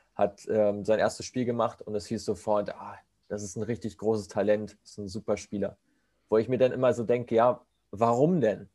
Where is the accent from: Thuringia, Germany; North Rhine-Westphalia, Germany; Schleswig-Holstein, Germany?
Schleswig-Holstein, Germany; between Kiel and Hamburg; also born or lived in Wolfsburg; Ich komme aus der Nähe von Hamburg, aus dem relativ ja, hohen Norden, äh, zwischen, zwischen Kiel und Hamburg aus Schleswig-Holstein.